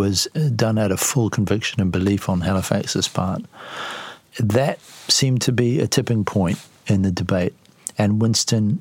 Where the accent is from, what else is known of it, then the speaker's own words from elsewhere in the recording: New Zealand; I'm a New Zealander